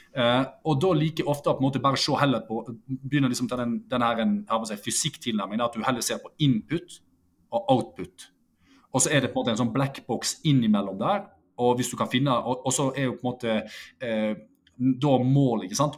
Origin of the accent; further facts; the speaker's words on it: Norway; Norseman rett utenfor døra der jeg vokste opp og går hjemme